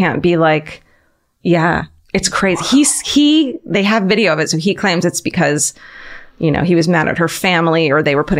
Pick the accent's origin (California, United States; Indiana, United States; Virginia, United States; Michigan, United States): California, United States; Orange County; I'm from Orange County, which is suburbia